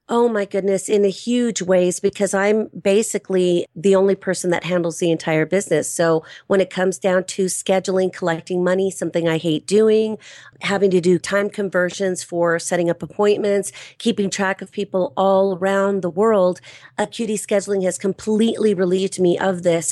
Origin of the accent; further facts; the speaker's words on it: Los Angeles County, California, United States; I'm a native Californian. I was born and raised in Los Angeles County